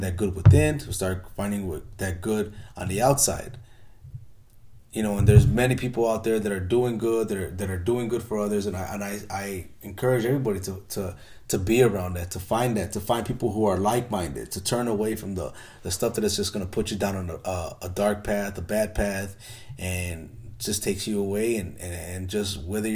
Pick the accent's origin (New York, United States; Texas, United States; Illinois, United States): Illinois, United States; Chicago; I grew up in Chicago in the hood